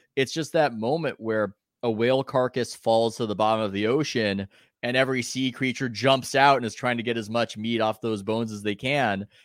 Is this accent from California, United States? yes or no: yes; San Diego, California, United States; I'm from San Diego